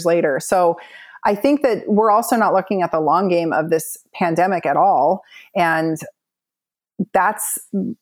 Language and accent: English; Southern California, United States; moved away; also born or lived in Pacific Northwest; I grew up in Southern California where like the meanest girls live